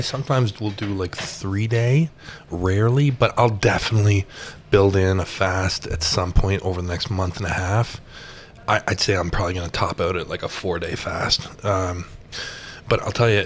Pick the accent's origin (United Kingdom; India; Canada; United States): Canada; being a Canadian